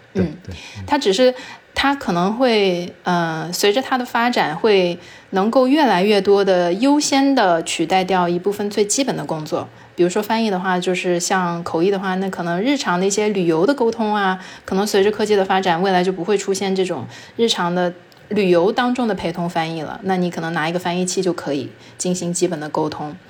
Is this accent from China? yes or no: yes; China; first language Chinese; 作为中国人的话，我们的母语就是中文嘛